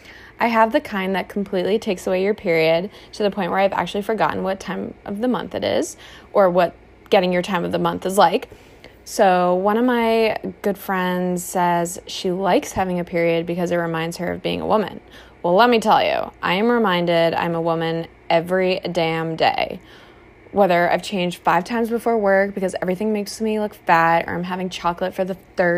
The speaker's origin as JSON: {"language": "English", "town": "Boston", "region": "Massachusetts", "country": "United States", "said": "so I'm from Boston. Oh, you can't tell because I don't have an accent? Thank you."}